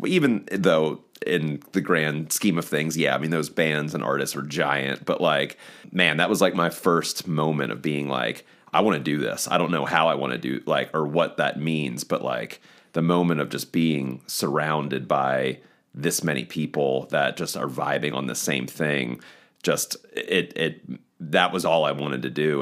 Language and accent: English; eastern shore of Maryland, United States; moved away as an adult; now in Baltimore, United States; from the eastern shore of Maryland, but I live in Baltimore, Maryland